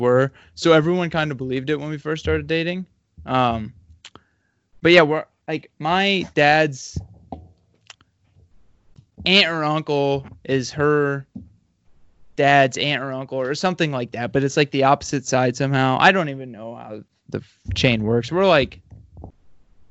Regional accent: Van Wert, Ohio, United States; now in Bowling Green, United States; hometown? Not a single hill. Van Wert, Ohio

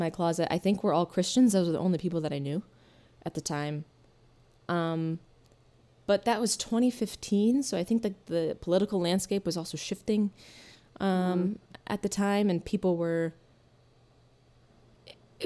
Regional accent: Hastings, Michigan, United States; I grew up in Southwest Michigan, in Hastings, Michigan.

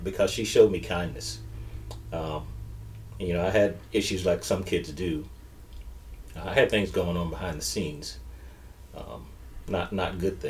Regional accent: Sumter, South Carolina, United States; moved away as an adult; So I'm originally from Sumter, South Carolina.

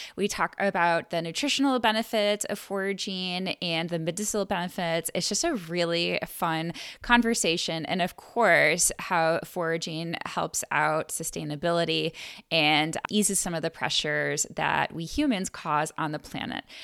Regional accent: Buffalo, New York, United States; I'm from Buffalo

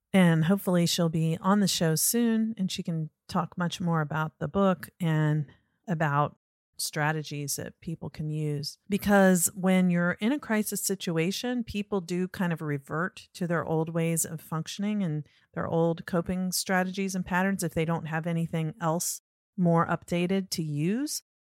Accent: Norfolk, Virginia, United States; moved away; I grew up in Norfolk

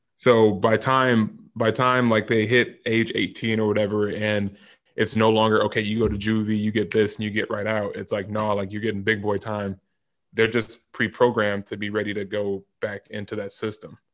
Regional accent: California, United States; moved away as an adult; also born or lived in Boise / Alabama; I'm from California initially

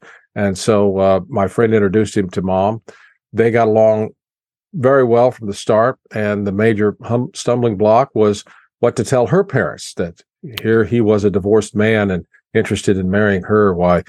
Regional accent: Chrisman, Illinois, United States; Okay, well, until 1956, we lived in a home in town where my father had built, and that was nice.

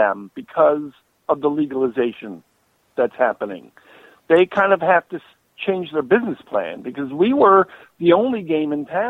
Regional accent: Connecticut, United States; In Connecticut.

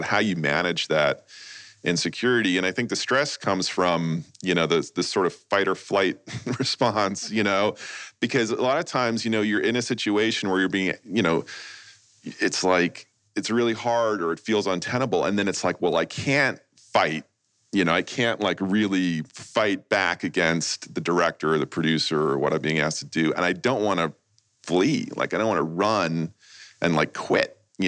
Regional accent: New York, United States; now in Los Angeles, United States; I grew up in New York

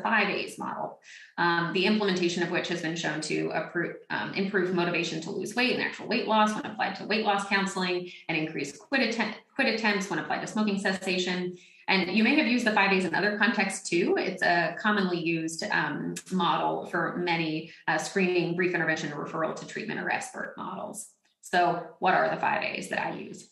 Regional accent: Northwest Florida and South Alabama, United States; I grew up in Northwest Florida and South Alabama

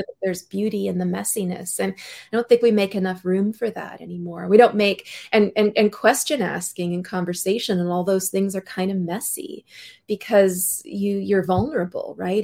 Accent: North Vancouver, British Columbia, Canada; I was born in North Vancouver in British Columbia.

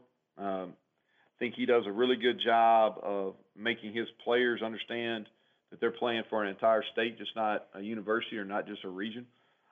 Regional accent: Kentucky, United States; now in West Virginia, United States; I grew up in Kentucky

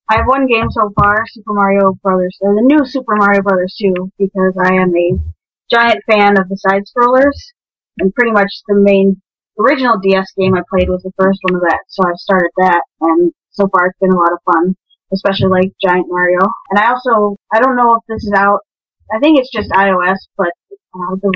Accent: Minnesota, United States; now in Boston, United States; Go Minnesota. I'm from Minnesota. I live in Boston now, but I grew up in Minnesota.

